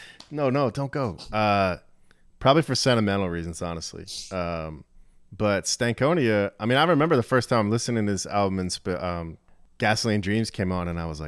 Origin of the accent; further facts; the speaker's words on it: Ellicott City, Maryland, United States; now in Philadelphia, United States; I grew up in Maryland, right outside of Baltimore, actually.